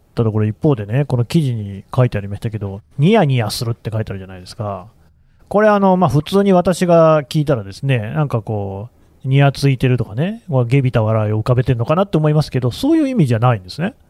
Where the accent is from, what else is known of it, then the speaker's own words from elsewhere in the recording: Nagoya, Aichi, Japan; accent: Nagoya dialect; 僕も名古屋弁でしたから